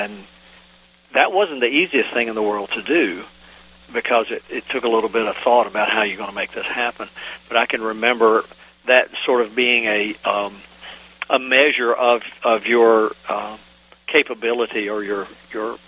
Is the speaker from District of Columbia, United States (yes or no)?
no; Virginia, United States; also born or lived in North Carolina; I grew up on the Virginia-North Carolina border